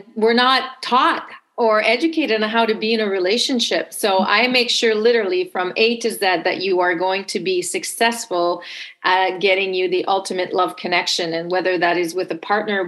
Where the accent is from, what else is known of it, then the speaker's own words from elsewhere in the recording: Montreal, Quebec, Canada; accent: French Canadian; English is a second language; now in Toronto, Canada; I'm originally from Montreal, but based in Toronto. So if you pick up a little bit of an accent, it's because I am French Canadian